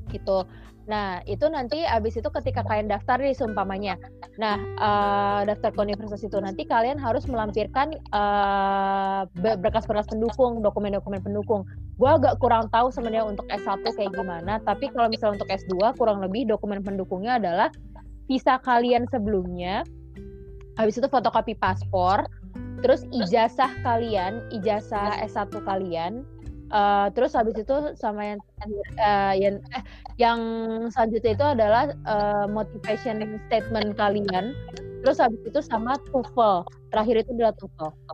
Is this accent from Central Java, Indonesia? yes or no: no; Bogor, West Java, Indonesia; moved away; gue datang dari Indonesia I come from Indonesia